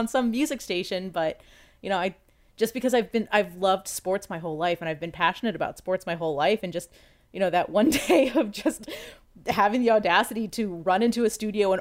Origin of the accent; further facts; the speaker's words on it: Washington, District of Columbia, United States; moved away as an adult; now in Ohio, United States; I grew up in Washington, D.C.